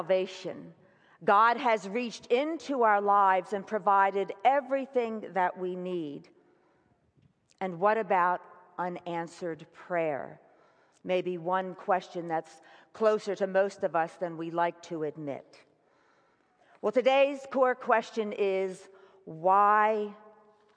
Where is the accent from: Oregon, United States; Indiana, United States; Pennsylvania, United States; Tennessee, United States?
Pennsylvania, United States; Philadelphia; moved away; Philadelphia, my hometown